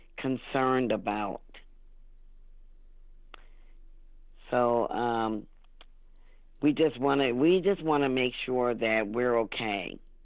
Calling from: Ohio, United States; I'm calling from Ohio.

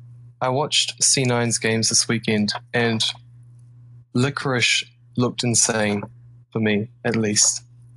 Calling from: Auckland, New Zealand; I'm calling from Auckland, New Zealand.

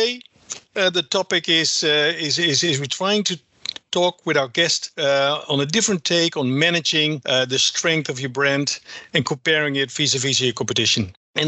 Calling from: Amsterdam, North Holland, Netherlands; I'm the global brand strategist at Ipsos. I'm dialing in from Amsterdam

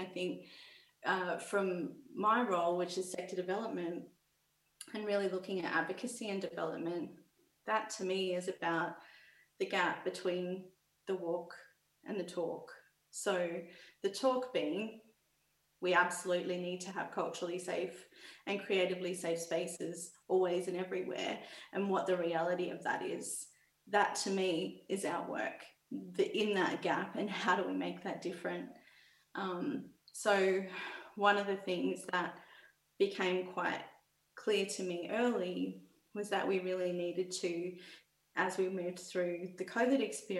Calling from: Victoria, Australia; I'm calling you from Jarjar Warren country in regional Victoria.

